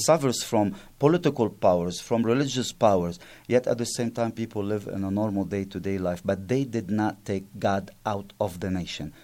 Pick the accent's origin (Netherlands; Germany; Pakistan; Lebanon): Lebanon; Byblos, Keserwan-Jbeil; English is a second language; moved away; Byblos, my, my hometown